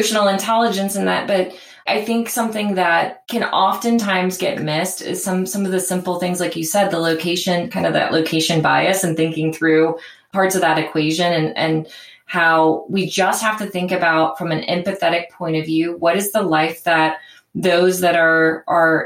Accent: Cincinnati, Ohio, United States; my hometown in Cincinnati

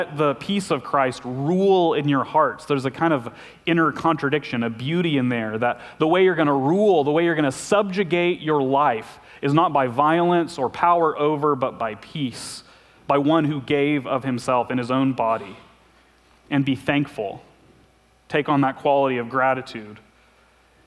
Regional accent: Arkansas, United States; I'm from Arkansas

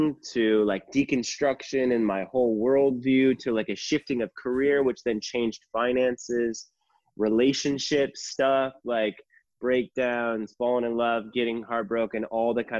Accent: New London, Minnesota, United States; moved away as an adult; also born or lived in Arkansas / Kansas City / Nashville; Grew up in Minnesota from a family of 5 kids. I'm a triplet, the oldest of the triplets, the oldest of the 5.

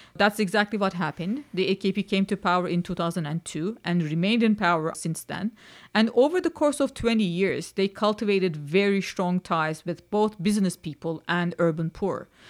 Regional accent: Istanbul, Turkey; moved away as an adult; now in Vermont, United States; I'm born and raised in Istanbul

